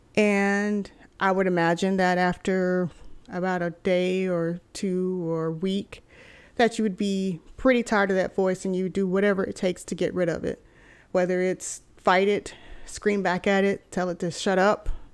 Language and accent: English; Texas, United States; moved away as an adult; also born or lived in California; I'm originally from Texas, and so I spent my whole life being here in Texas